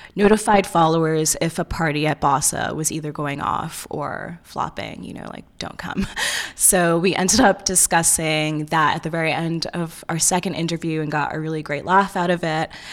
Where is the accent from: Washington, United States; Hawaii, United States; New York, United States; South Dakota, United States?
New York, United States; also born or lived in Ohio; I'm from New York, but I went to undergrad in Ohio